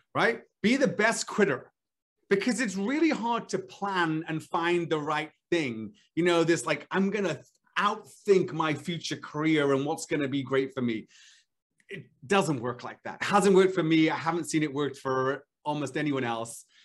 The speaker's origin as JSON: {"language": "English", "region": "Wales", "country": "United Kingdom", "tie": "born or raised there", "moved": "as an adult", "said": "I grew up in Wales."}